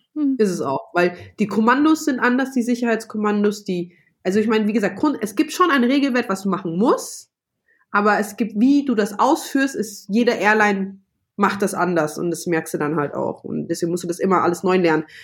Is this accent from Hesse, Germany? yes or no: yes; Frankfurt, Hesse, Germany; moved away as an adult; now in Vienna, Austria; wohne in Wien, aber meine Base sozusagen, also da, wo ich immer anfange zu arbeiten, ist München und bin eigentlich Frankfurterin